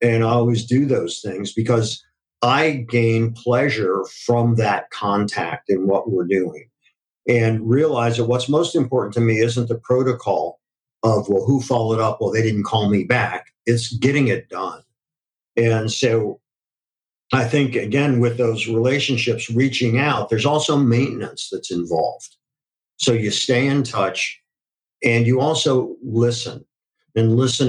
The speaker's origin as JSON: {"language": "English", "town": "Akron", "region": "Ohio", "country": "United States", "tie": "born or raised there", "said": "I grew up in Akron, Ohio"}